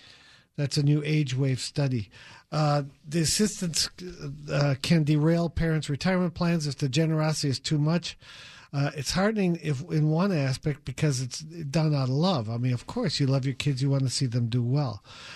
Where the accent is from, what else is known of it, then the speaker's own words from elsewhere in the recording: Wisconsin, United States; His wife is from Indiana. We're from Wisconsin.